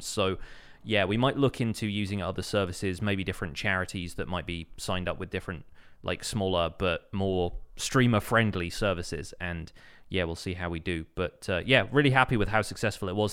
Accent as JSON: {"language": "English", "country": "United Kingdom", "said": "I'm British"}